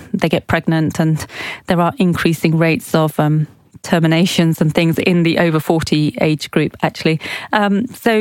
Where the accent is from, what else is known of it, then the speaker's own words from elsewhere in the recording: Oxford, South East England, United Kingdom; we grew up in Oxford, but we're of Pakistani heritage